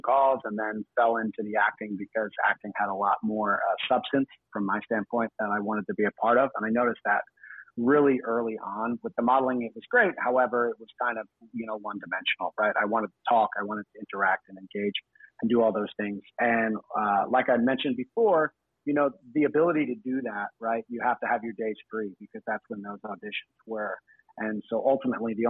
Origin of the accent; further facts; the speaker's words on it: New Jersey, United States; moved away as an adult; also born or lived in New York / Australia; I'm originally from New Jersey. I grew up there.